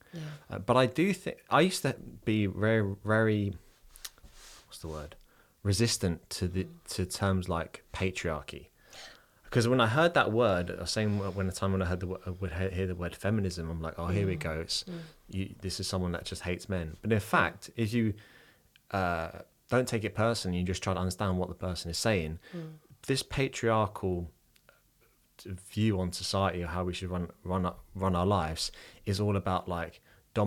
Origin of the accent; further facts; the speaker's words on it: London, United Kingdom; moved away as an adult; now in Dublin, Ireland; I'm originally from London. I'm from like a very grey part of London as well